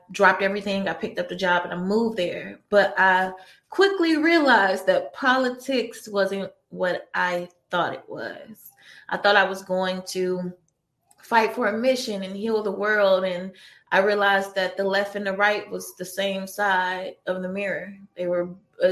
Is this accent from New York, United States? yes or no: no; Detroit, Michigan, United States; moved away as an adult; now in Santa Monica, United States; I grew up in Detroit, Michigan, born and raised